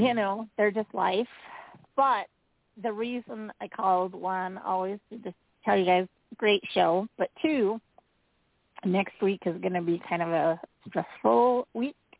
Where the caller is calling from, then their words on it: Utah, United States; Calling from Utah